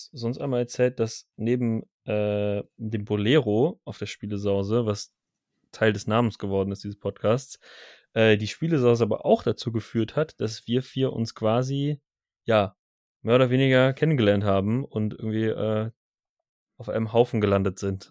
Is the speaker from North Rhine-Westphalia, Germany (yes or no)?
yes; Cologne, North Rhine-Westphalia, Germany; ich komme auch aus Köln